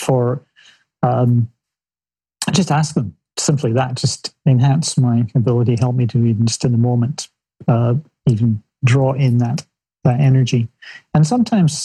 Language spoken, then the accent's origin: English; Scotland, United Kingdom; I was the only 16-year-old kid growing up in Scotland